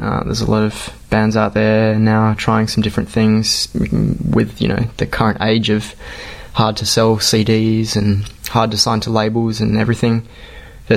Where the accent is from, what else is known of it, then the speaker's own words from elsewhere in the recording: Perth, Western Australia, Australia; We're from Australia, you may tell by our Kenyan accents. And we're from Perth, which is in the west of Australia